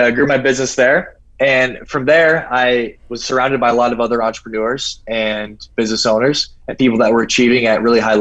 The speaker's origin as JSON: {"language": "English", "region": "South Dakota", "country": "United States", "tie": "born or raised there", "also_born_or_lived": "Scottsdale, Arizona", "moved": "as an adult", "lives_now": "Rio de Janeiro, Brazil", "said": "I was a kid from South Dakota"}